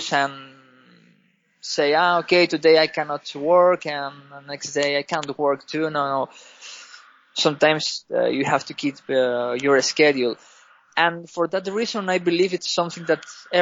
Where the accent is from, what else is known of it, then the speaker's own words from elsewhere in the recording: Spain; English is a second language; moved away as an adult; now in Greece; I'm from Spain. I'm living in Greece.